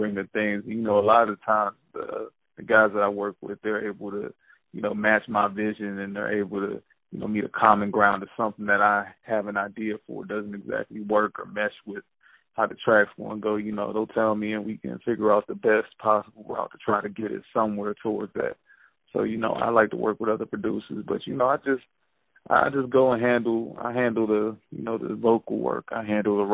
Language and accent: English; Pittsburgh, Pennsylvania, United States; also born or lived in Rocky Mount, North Carolina; I'm from Pittsburgh, Pennsylvania. I was raised between here and small town called Rocky Mountain, North Carolina